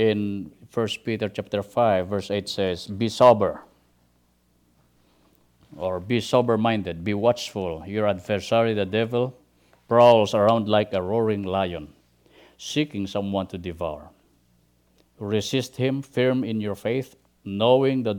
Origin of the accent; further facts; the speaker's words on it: Philippines; moved away as an adult; we started the ministry in the Philippines, especially in my hometown